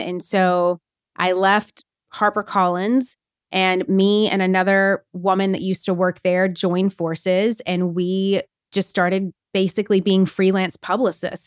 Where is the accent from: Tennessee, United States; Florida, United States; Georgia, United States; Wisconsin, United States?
Tennessee, United States; Nashville; moved away as an adult; also born or lived in New York City; I'm from Nashville, Tennessee, actually originally from a really smart, small town in Tennessee